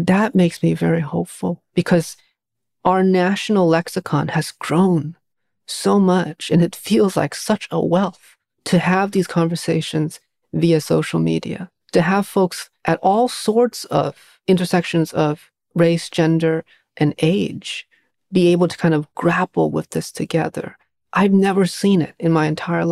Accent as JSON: {"language": "English", "region": "New England", "country": "United States", "tie": "born or raised there", "said": "growing up in New England"}